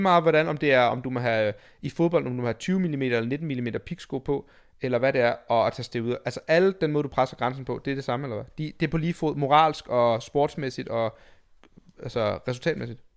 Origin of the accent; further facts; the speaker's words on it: Denmark; som dansker